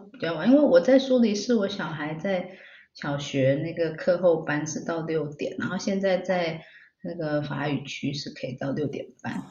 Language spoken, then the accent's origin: Chinese; Taiwan; moved away as an adult; also born or lived in Finland / Denmark; now in Switzerland; 我回台湾把那个大学学业完成之后，我后来又申请回去芬兰同一个地方读硕士